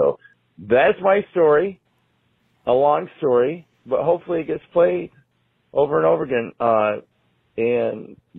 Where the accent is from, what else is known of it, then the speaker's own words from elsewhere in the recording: Michigan, United States; we grew up in Michigan